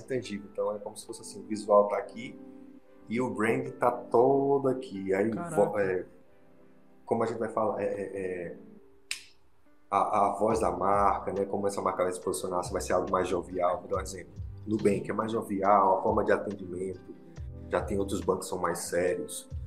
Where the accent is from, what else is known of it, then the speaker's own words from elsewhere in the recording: Petrolina, Pernambuco, Brazil; now in Brasília, Brazil; lá na minha cidade, Petrolina